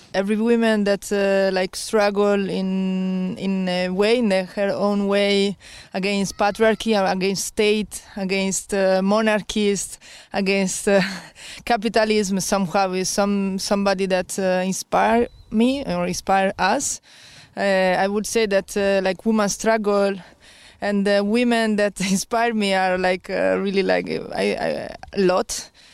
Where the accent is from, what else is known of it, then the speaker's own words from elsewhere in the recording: Italy; now in Syria; I'm from Italy